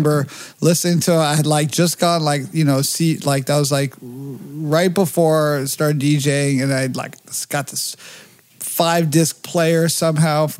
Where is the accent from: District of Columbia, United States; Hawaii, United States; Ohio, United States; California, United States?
California, United States; Los Angeles; I grew up, they call it the slums of Beverly Hills